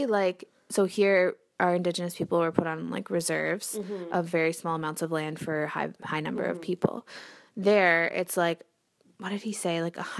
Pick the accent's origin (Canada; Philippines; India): Canada; we're Canadian, we were born here, but that doesn't stop our brothers and sisters from being misogynistic or homophobic.